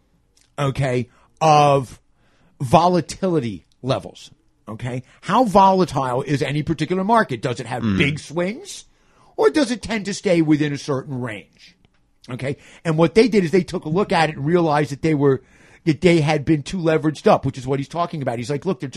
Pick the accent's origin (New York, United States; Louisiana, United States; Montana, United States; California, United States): New York, United States; New York City; As a New Yorker